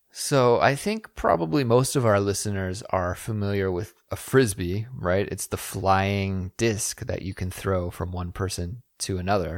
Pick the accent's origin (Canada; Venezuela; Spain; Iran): Canada; Kelowna, British Columbia; my hometown of Kelowna, B C